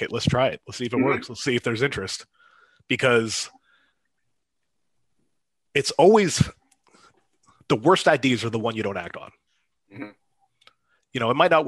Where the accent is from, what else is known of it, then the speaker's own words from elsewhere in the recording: Erie, Pennsylvania, United States; moved away as an adult; Erie, Pennsylvania, born and raised